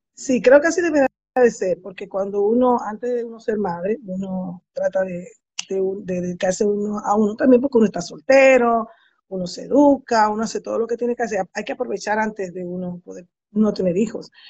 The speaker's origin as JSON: {"language": "Spanish", "town": "Santo Domingo", "region": "Distrito Nacional", "country": "Dominican Republic", "tie": "born or raised there", "moved": "as an adult", "lives_now": "United States", "said": "Sí, yo soy dominicana y viví en Santo Domingo hasta los 30 años"}